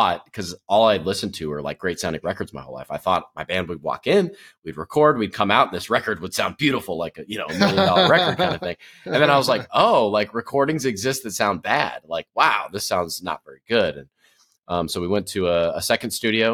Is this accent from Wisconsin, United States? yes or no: yes; Wisconsin, United States; moved away; I grew up in Wisconsin, so I watched the Packers.